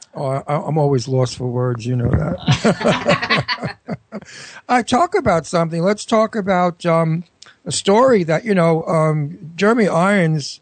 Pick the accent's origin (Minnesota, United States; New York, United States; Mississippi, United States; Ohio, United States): New York, United States; moved away as an adult; also born or lived in California; I'm a New Yorker. I've got to get back to New York and I want to be in my town.